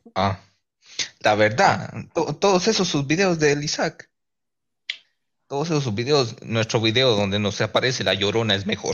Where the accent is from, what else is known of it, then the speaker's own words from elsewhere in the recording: Guatemala; nacimos en Guatemala